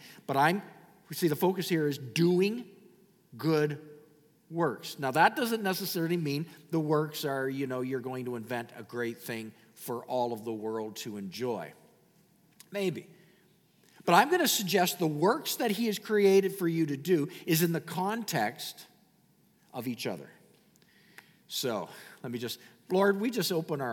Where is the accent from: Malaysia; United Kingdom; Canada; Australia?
Canada; I'm a Canadian.